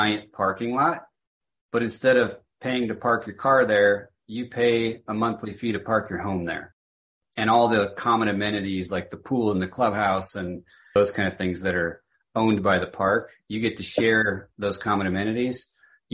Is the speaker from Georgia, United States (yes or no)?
no; Minnesota, United States; now in Scottsdale, United States; I grew up in Minnesota.